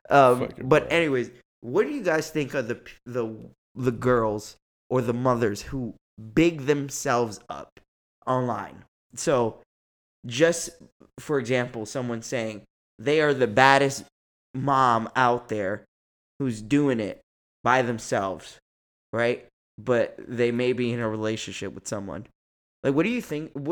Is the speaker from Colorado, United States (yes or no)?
no; New York, United States; oh, you better not get an attitude with me, bitch. I'm from New York.